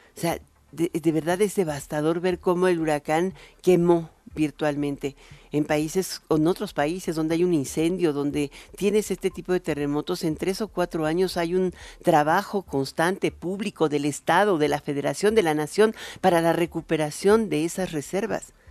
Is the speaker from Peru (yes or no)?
no; Mexico; nosotros somos mexicanos